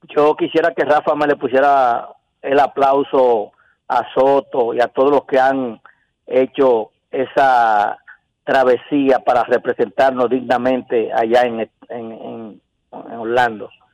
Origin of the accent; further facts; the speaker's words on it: Dominican Republic; yo como dominicano